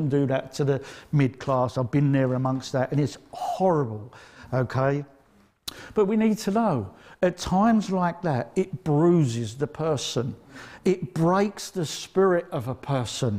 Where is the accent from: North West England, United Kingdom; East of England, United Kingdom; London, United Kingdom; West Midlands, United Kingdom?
East of England, United Kingdom; Essex; I come from Essex